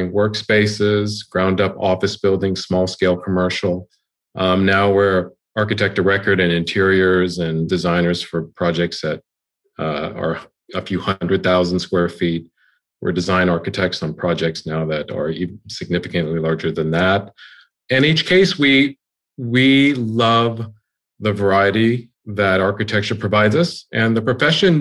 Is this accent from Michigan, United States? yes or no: no; Houston, Texas, United States; now in Austin, United States; I grew up in Houston.